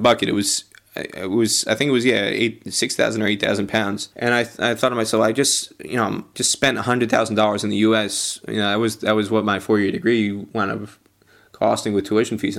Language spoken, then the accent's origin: English; United States; also born or lived in Nebraska / Australia / United Kingdom; I went to University of Nebraska, but was born and brought up in New York, New Jersey area